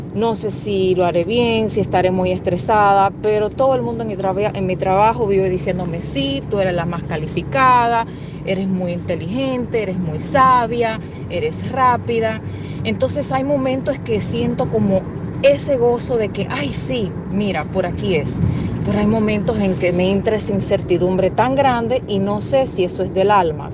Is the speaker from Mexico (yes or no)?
no; Dominican Republic; now in New Jersey, United States; Soy dominicana, y vivo acá en New Jersey. Tengo ya más de 20 años viviendo acá.